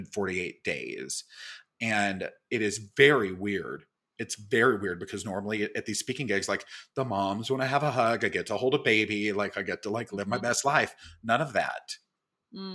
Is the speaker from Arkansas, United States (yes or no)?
yes; Little Rock, Arkansas, United States; moved away as an adult; also born or lived in Mississippi / Bald Knob, Arkansas; now in New York, United States; I grew up in Little Rock and my family is actually from a very, very small town called Bald Knob.